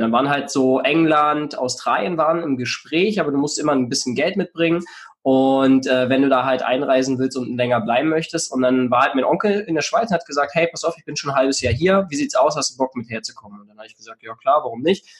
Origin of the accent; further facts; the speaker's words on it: near Cottbus, eastern Germany, Brandenburg, Germany; moved away as an adult; also born or lived in Switzerland (Basel, Aarau, Zürich); now in Switzerland; ich komme ursprünglich aus dem Osten von Deutschland, ähm, bin in der Nähe von Cottbus geboren